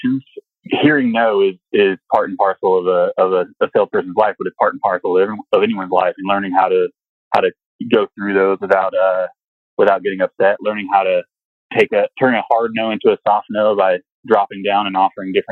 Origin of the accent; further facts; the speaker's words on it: Kentucky, United States; moved away; also born or lived in Stanford, California; I was raised in Kentucky. I claim Louisville is my home because it's the only city that people are really familiar with. It's close to where I'm from, but I grew up in the sticks